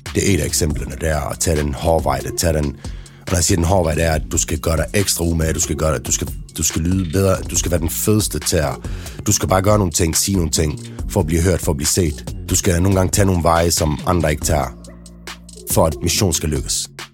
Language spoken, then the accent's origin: Danish; Denmark; der, hvor jeg voksede op i Trillegården